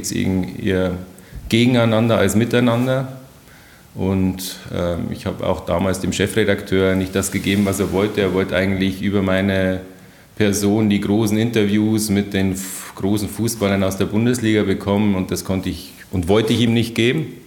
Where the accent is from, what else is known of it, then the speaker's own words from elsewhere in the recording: Wolfsbach, Germany; was ich mir als kleines Kind auf dem Bolzplatz in Wolfsbach, das heißt, das, so heißt mein Dorf, irgendwie erträumt hatte.